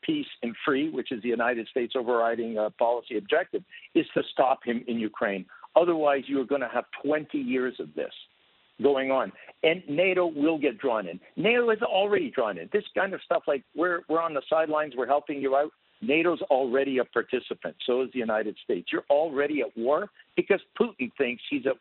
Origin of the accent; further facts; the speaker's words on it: Canada; I was born and raised in Canada